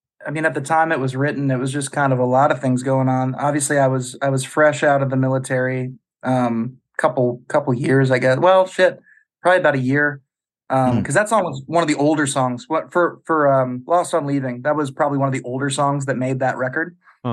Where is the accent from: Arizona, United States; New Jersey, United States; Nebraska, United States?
Nebraska, United States; moved away as an adult; also born or lived in Lincoln, Nebraska; now in Norfolk, Virginia, United States; I was born and raised in Nebraska.